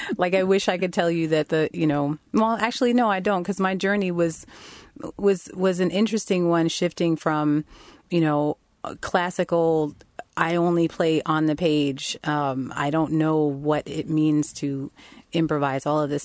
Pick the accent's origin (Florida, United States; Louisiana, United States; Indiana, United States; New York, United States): New York, United States; Long Island; I grew up on Long Island, New York